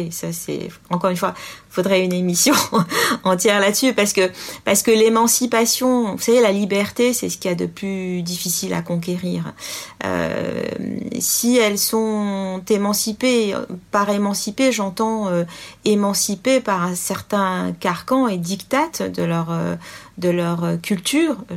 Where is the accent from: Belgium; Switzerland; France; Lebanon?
France; Euh, moi, je suis française avant tout.